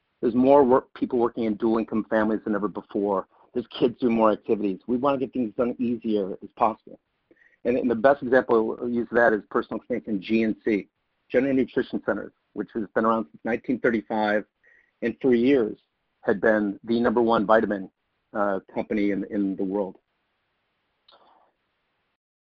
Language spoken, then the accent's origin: English; Syracuse, New York, United States; I grew up in the 70s as an Irish Catholic up in Syracuse, New York